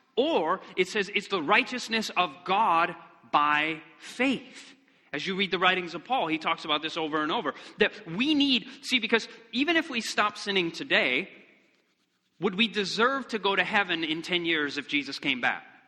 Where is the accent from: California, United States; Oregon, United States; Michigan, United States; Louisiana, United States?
Michigan, United States; moved away; I'm originally from Michigan, and we wanted to go back